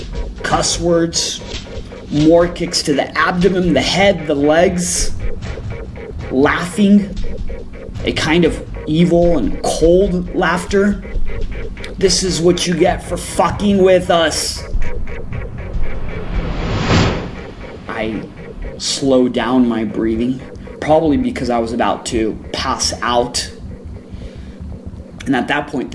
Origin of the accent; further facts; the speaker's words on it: El Paso, Texas, United States; I grew up in El Paso, which is border town with Juarez.